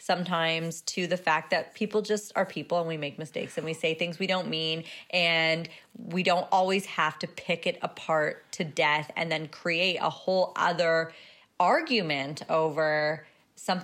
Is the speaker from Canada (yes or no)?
yes; Canada; we're Canadian